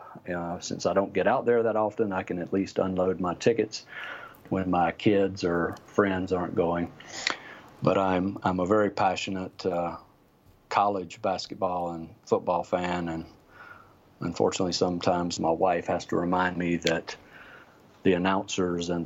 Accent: North Carolina, United States; moved away as an adult; now in San Francisco, United States; I live in San Francisco, but I'm not a native. I grew up in North Carolina

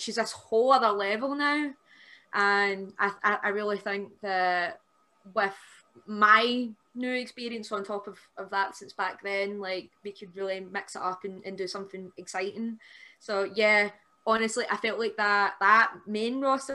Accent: Airdrie, Scotland, United Kingdom; the show that I did at the Airdrie Town Hall, because that's my hometown

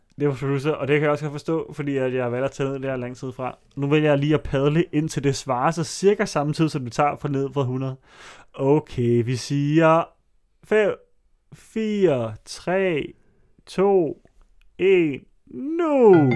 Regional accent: Allerød, Capital Region of Denmark, Denmark; i Allerød, hvor jeg voksede op

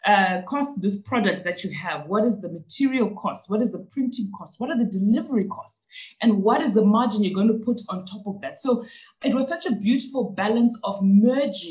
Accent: Zimbabwe; first language Shona; English is a second language; now in Johannesburg, South Africa; So we're really from Zimbabwe

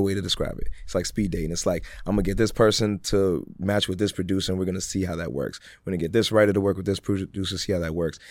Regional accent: Worcester, Massachusetts, United States; also born or lived in Ghana / Greensboro, North Carolina; growing up in Worcester, I got to really grow up very Ghanaian

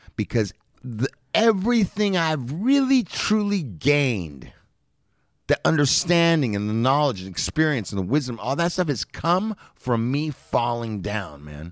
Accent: Los Angeles, California, United States; I grew up in Los Angeles

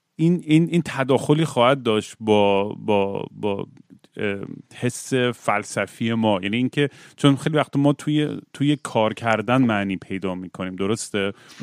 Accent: Zanjan, Zanjan Province, Iran; بچه بودیم میرفتیم مراسم و تاسوا تو زنجان

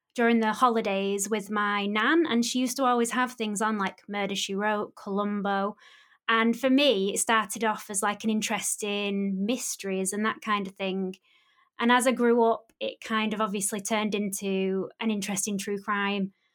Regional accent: Bury, North West England, United Kingdom; my hometown in Bury

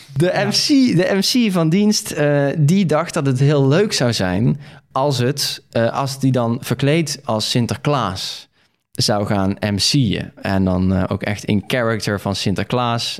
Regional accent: Veghel, North Brabant, Netherlands; ik ben geboren in Veghel.

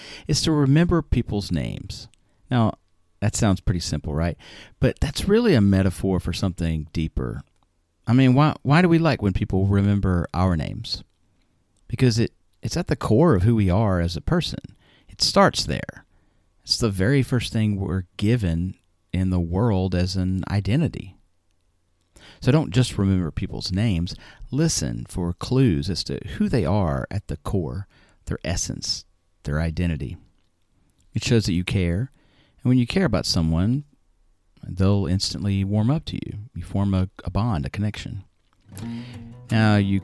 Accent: United States

